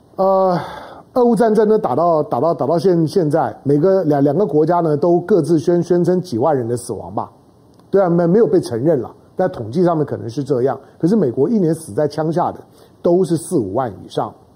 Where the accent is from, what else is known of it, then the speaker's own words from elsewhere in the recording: Taiwan; 我们毕竟是土生土长于台湾啊